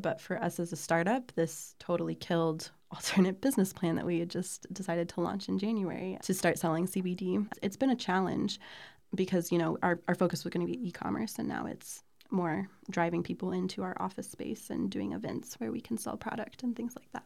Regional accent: Columbia, Missouri, United States; I grew up here in Columbia, Missouri

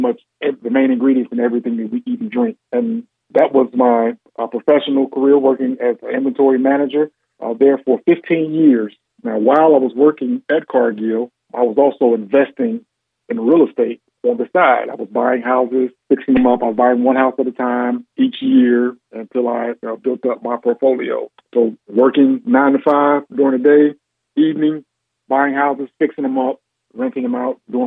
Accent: Gary, Indiana, United States; also born or lived in West Lafayette, Indiana; Born and raised in Gary, Indiana.

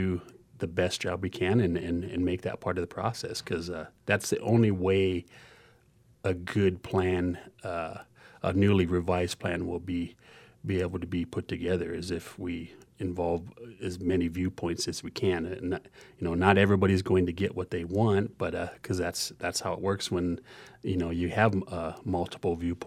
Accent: Pine Ridge Indian Reservation, South Dakota, United States; I'm originally from the Pine Ridge Indian Reservation

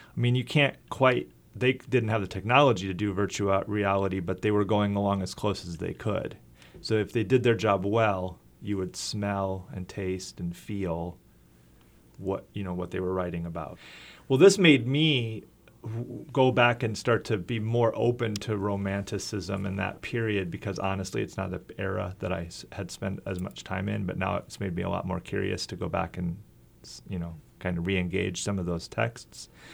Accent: Iowa, United States; also born or lived in Minnesota / Wisconsin / Slovakia; now in Fayetteville, United States; I grew up in Iowa and lived in Minnesota and Wisconsin

